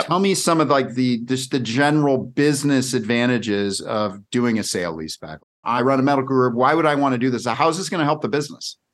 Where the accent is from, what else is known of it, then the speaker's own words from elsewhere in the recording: California, United States; now in Scottsdale, United States; I grew up in California